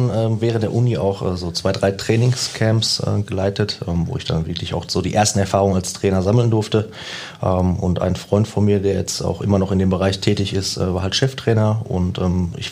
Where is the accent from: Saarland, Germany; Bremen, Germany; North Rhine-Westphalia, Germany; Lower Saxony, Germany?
North Rhine-Westphalia, Germany; Herne; Ja, ich bin gebürtiger Wanne Eickler.